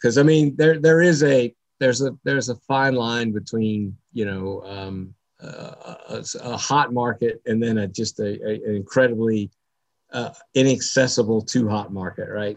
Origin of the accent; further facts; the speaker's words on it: North Carolina, United States; also born or lived in New Jersey; now in Dallas, United States; I grew up in North Carolina, so I'm really a, a native North Carolinian